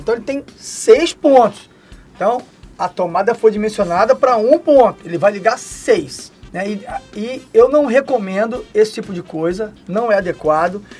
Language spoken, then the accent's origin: Portuguese; Rio de Janeiro, Brazil; lá na minha cidade, né, no Rio de Janeiro